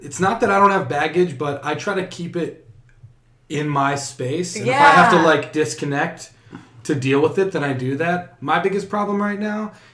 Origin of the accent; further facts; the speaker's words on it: Chicago, Illinois, United States; I'm from Chicago